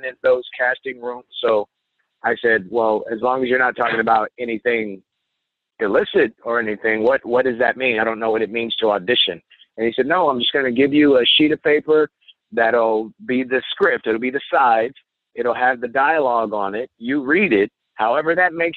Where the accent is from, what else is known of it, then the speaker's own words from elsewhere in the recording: Indianapolis, Indiana, United States; a community college in my hometown of Indianapolis